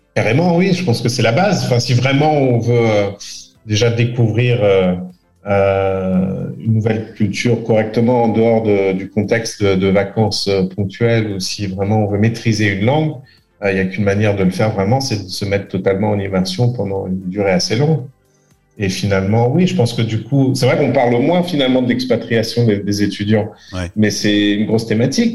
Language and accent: French; France; also born or lived in England / Bath, England; je suis né en Angleterre, j'ai vécu, euh, une bonne partie de ma scolarité euh, effectivement en France